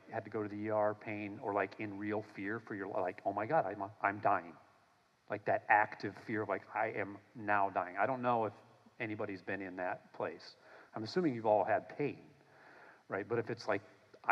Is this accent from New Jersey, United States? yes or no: no; Minnesota, United States; I grew up in Minnesota